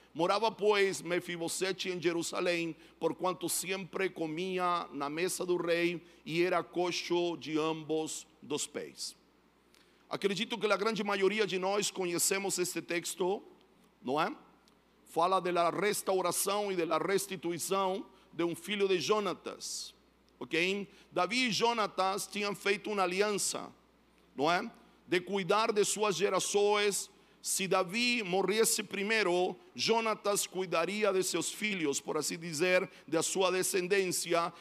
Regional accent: Chile; Portuguese is a second language; now in São Paulo, Brazil; eu sou chileno, moro em São Paulo

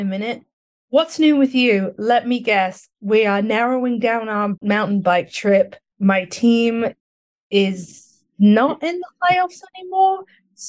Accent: near the Hellfire Caves, South East England, United Kingdom; born or raised there; moved away

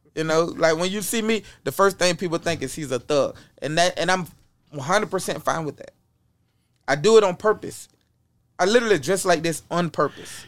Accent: Apopka, Florida, United States; I come from Apopka, Florida

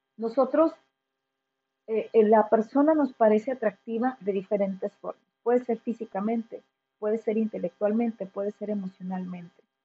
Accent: Mexico; quienes somos mexicanos

